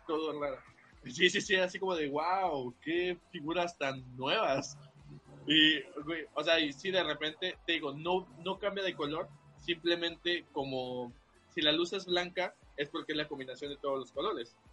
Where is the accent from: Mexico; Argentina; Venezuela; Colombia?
Mexico; Veracruz; Yo soy de aquí del puerto